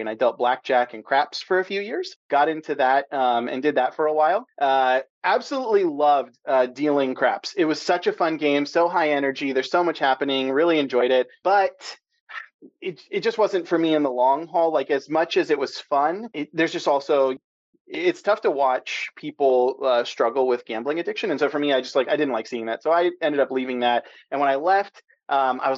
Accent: San Diego, California, United States; also born or lived in the South / East Coast; now in Pacific Northwest, United States; I'm a SoCal boy born and raised in San Diego.

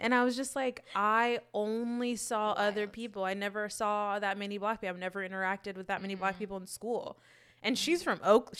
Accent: Fresno, California, United States; moved away as an adult; also born or lived in Oakland; when I moved to Oakland, I was so quick to adopt that city because I was like, this feels more like home than my own home does. Mm. And I would defend Oakland. Sorry. Mm. Before I would ever defend Fresno.

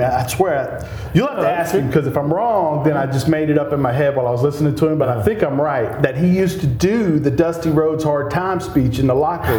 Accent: Pensacola, Florida, United States; they say, hey, where are you from? I said, Pensacola, Florida.

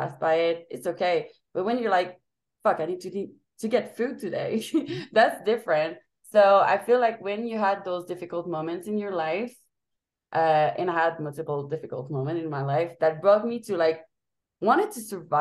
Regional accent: Montreal, Quebec, Canada; moved away; I don't have a home base. But I'm from Montreal, Canada, Quebec

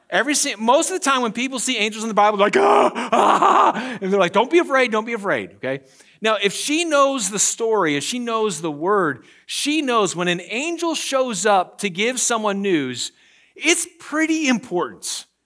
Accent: Pennsylvania, United States; moved away; I'm from Pennsylvania.

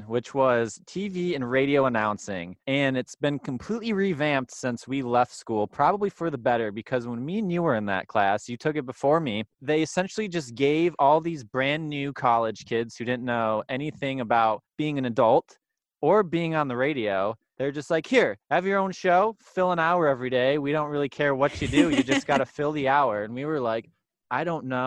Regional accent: Michigan, United States; We are both from Michigan

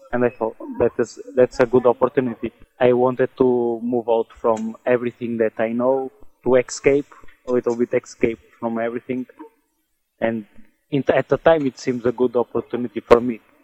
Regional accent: Portugal; moved away as an adult; also born or lived in England; now in Netherlands; I'm from Portugal, and I'm in Netherlands

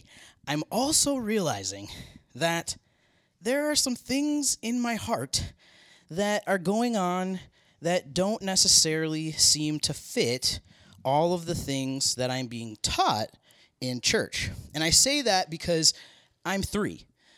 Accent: Minneapolis, Minnesota, United States; born there; So I was born in Minneapolis, Minnesota.

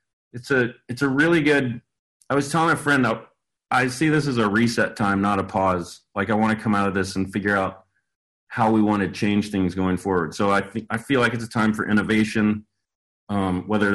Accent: Paris, Texas, United States; I grew up in Paris, Texas, in pre-internet age

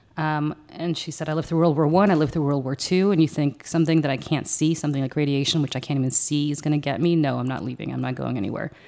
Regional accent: Moscow, Russia; moved away; what I was raised with as in Moscow

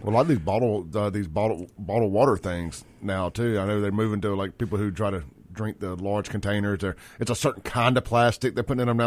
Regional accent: Jackson, Mississippi, United States; now in Brandon, United States; I grew up in South Jackson

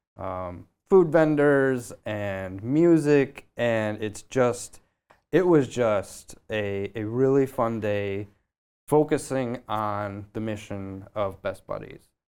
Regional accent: Michigan, United States; moved away as an adult; now in Boston, United States; I'm from the Midwest. I'm originally from Michigan

